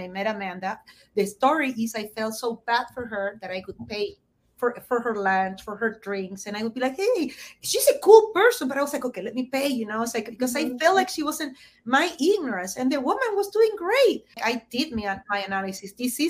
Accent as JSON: {"language": "English", "country": "Argentina", "moved": "yes", "said": "I came from Argentina, where recession and inflation is a constant."}